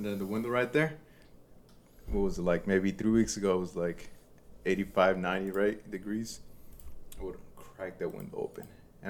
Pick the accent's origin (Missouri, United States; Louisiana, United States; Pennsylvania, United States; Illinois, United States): Illinois, United States; Chicago; born or raised there; also born or lived in Mexico